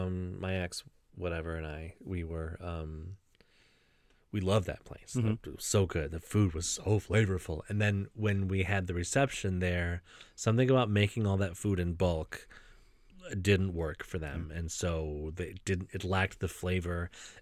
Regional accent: Middletown, Ohio, United States; Yeah, I grew up in Middletown.

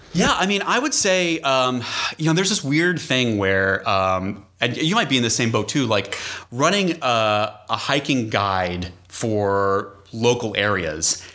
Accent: New England, United States; moved away; I grew up in New England

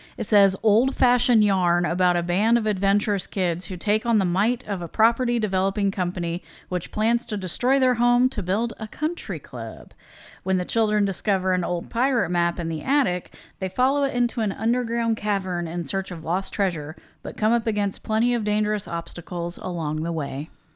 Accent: Midwest, United States; we're from the Midwest

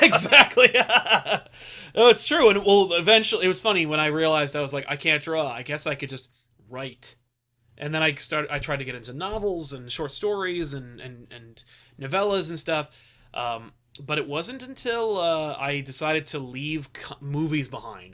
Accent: United States; as an American

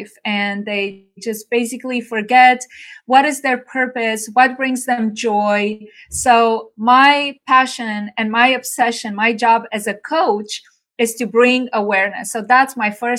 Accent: Bucharest, Romania; moved away as an adult; now in United States; I'm originally from Bucharest, Romania. I came by myself to the U.S. 30 years ago

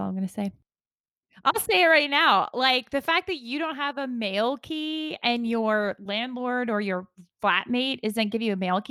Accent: United States; moved away as an adult; now in United Kingdom; And as an American, actor

